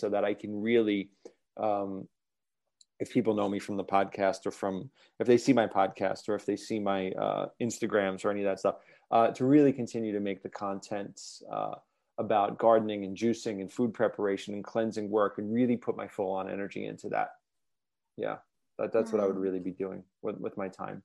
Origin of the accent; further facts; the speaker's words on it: New York, United States; moved away as an adult; now in Ashland, United States; I'm from New York, by the way, and I live in Ashland, Oregon